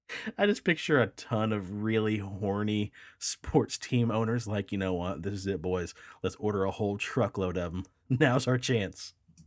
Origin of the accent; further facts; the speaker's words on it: Texas, United States; Bitch, I'm from Texas too.